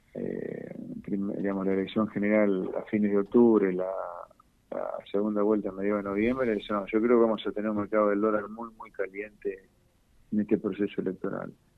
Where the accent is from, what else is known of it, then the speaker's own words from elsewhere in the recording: Argentina; los argentinos, ¿no? Me incluyo